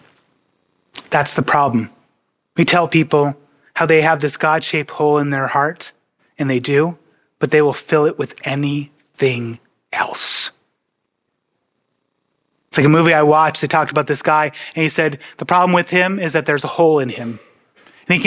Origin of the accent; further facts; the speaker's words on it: North Dakota, United States; I'm from North Dakota